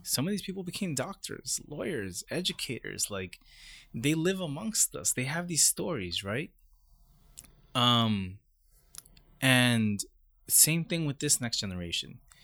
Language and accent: English; Brentwood, New York, United States; also born or lived in Queens, New York; I was born in Queens, And, um, by the time I started kindergarten, I, my family moved to Long Island to a community called Brentwood.